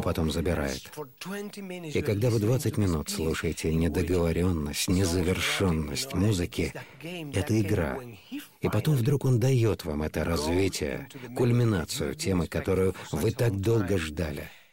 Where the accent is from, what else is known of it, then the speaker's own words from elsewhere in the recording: Andalusia, Spain; я из Андалусии